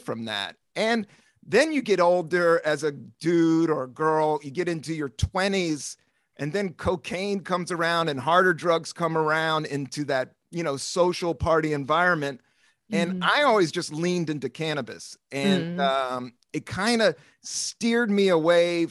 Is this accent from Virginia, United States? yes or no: yes; Washington, D.C., Appalachian Mountains, Southern Virginia, United States; I grew up in Washington, D.C. In the 70s. But we moved to the Appalachian Mountains in Southern Virginia, town of 5,000